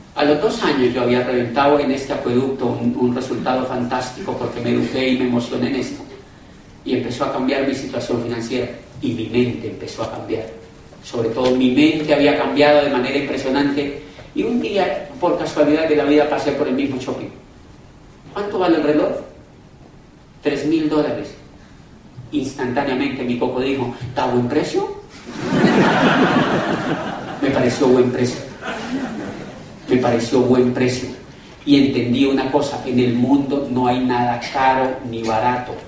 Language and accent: Spanish; Cali, Valle del Cauca, Colombia